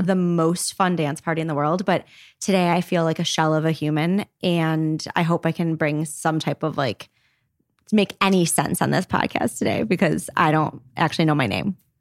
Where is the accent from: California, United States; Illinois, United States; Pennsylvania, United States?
Illinois, United States; Highland Park; I'm from Highland Park, actually